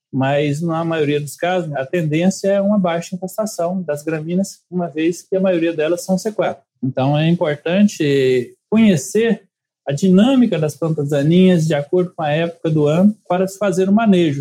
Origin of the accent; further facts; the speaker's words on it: Viçosa, Minas Gerais, Brazil; moved away as an adult; also born or lived in Mossoró; eu sou nascido em Viçosa, Minas Gerais. É, filho de pequenos produtores